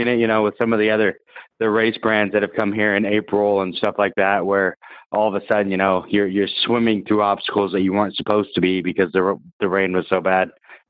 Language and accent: English; Maple Valley, Washington, United States; I grew up in Maple Valley and had a lot of friends that had horses